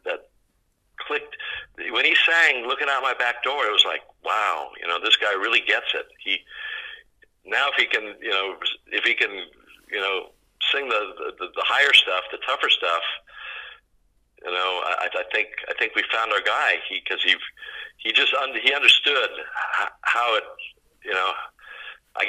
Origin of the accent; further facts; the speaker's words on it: Northern California, United States; also born or lived in Woodland Hills, California / Lake Tahoe; I grew up in Northern California